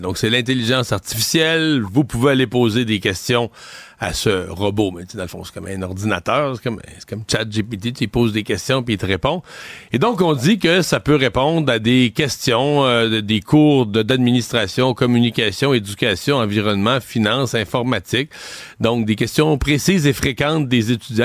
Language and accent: French; Cacouna, Quebec, Canada; j'ai grandi à Kakuna, le village d'à côté